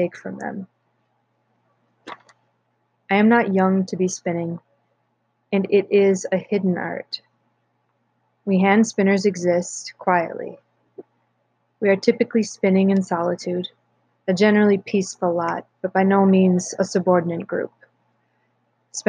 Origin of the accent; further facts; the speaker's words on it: North Woods, United States; growing up in the North Woods